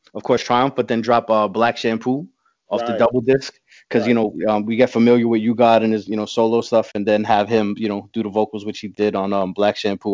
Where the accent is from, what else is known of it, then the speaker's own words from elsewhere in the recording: New York City, New York, United States; I'm from Astoria, and we kind of had like our own little like inner neighborhood battles there, where we had where I'm from, a place called Hoyt, and then up the block we had Schoolyard.